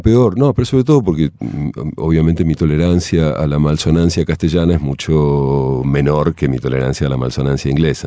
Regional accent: Argentina; moved away as an adult; cuando yo me fui de Argentina, que tenía 18 años

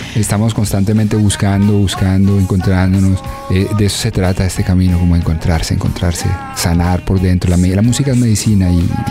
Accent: Dosquebradas, Risaralda, Colombia; also born or lived in Bogotá; crecí en Dos Quebradas en Pereira

